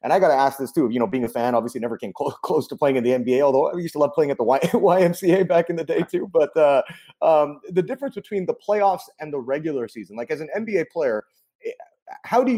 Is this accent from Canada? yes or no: yes; Canada; I'm Canadian